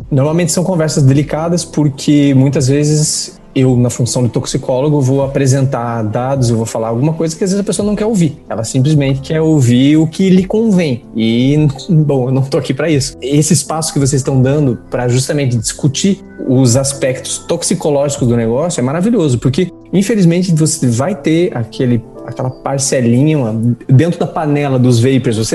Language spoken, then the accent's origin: Portuguese; Curitiba, Paraná, Brazil; moved away as an adult; now in Paris, France; Eu sou, antes de mais nada, sou curitibano.